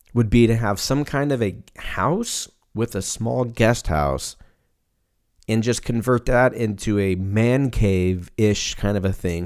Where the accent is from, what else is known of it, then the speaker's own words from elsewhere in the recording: California, United States; moved away as an adult; also born or lived in Seattle; now in Texas, United States; I was born and raised in California